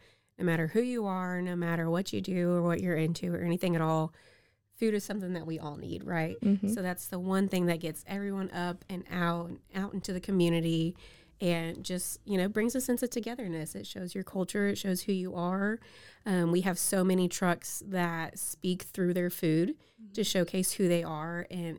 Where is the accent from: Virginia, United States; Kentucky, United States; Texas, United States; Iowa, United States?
Texas, United States; Houston; now in Waco, United States; Coming from a big city, I grew up in Houston.